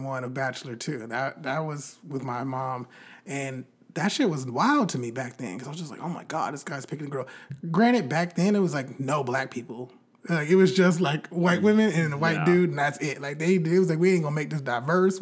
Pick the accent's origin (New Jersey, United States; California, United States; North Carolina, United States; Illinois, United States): California, United States; Bakersfield; also born or lived in Orange County, California; I'm like a student at an Orange County private university who's from Bakersfield, California, and black